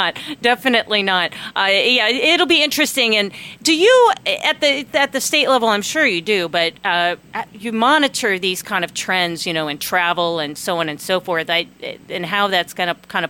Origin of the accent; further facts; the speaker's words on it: Ohio, United States; now in Alaska, United States; I grew up in Ohio.